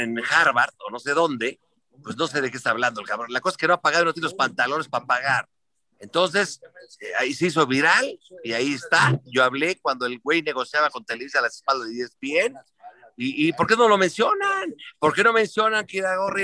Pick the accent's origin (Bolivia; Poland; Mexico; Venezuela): Mexico; yo nací en la Unidad de Independencia, en Silana